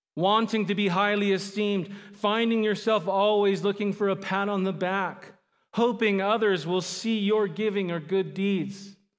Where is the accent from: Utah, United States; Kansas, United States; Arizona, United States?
Arizona, United States; Phoenix; also born or lived in Southern California / Mesa, Arizona; I'm primarily from Phoenix, Arizona area. I was born in Southern California, uh, but most of my life I've lived in Phoenix